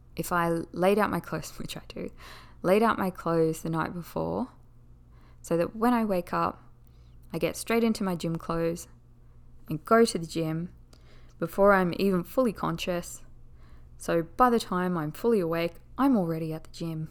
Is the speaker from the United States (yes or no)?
no; Australia; accent: Australian; I am Australian